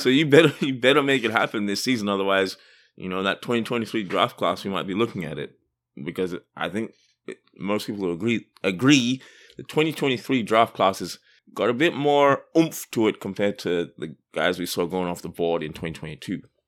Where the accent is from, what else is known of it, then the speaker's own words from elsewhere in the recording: Australia; I'm from Australia